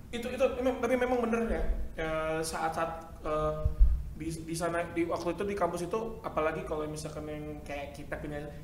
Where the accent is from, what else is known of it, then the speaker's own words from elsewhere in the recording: Jakarta, Indonesia; moved away; Kita orang Jakarta